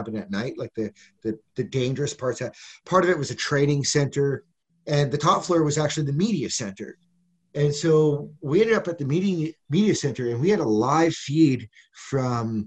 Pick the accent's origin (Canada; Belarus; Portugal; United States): Canada; Western Canada; moved away as an adult; also born or lived in Ostrog, Ukraine / Lviv, Ukraine / Saskatoon, Saskatchewan / Alberta; now in Kyiv, Ukraine; I came from Western Canada.